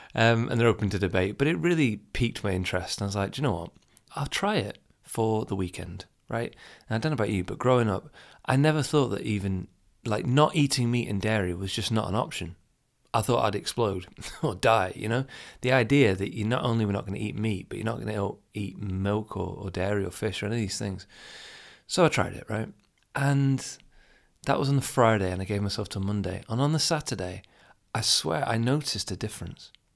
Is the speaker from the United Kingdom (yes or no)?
yes; United Kingdom; being from the U K, I'm not from Asia